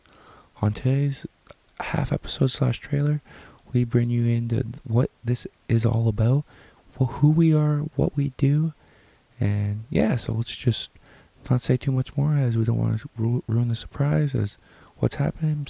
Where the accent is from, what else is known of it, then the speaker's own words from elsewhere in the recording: Sarnia, Ontario, Canada; I am from Canada, more specifically Sarnia, Ontario